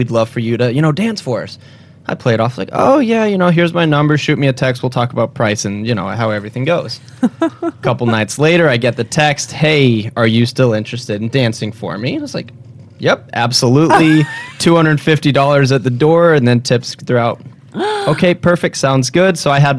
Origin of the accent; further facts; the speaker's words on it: Colorado, United States; so I'm from Colorado, Western boy. I'm a little bit of a cowboy.